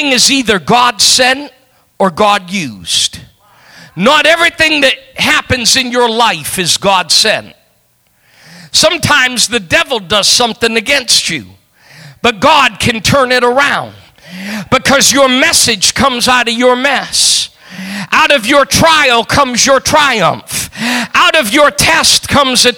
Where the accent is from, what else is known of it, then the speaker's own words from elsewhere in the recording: New England, United States; I come from New England